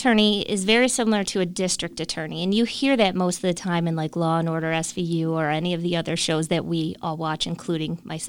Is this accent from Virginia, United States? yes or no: no; Illinois, United States; So then we moved back here in 2005, just before Hurricane Katrina, because we are from Illinois and we always wanted to get back to our family.